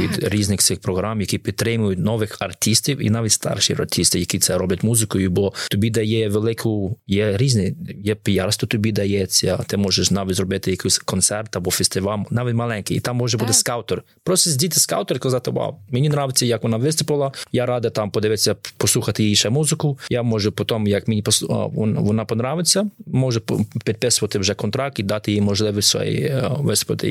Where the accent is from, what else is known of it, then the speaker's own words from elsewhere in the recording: Khmelnytskyi, Khmelnytskyi Oblast, Ukraine; now in United Kingdom; я сам з Хмельницького